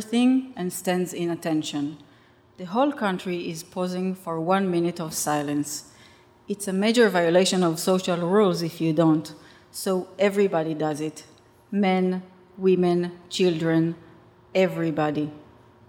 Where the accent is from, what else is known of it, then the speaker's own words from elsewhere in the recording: Rishon LeZion, Central District, Israel; English is a second language; my hometown, Rishon LeZion